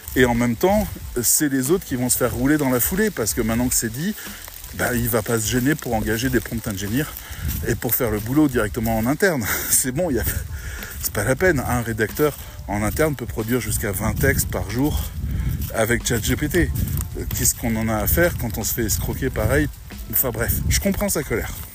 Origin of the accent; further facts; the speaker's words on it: France; on est des Français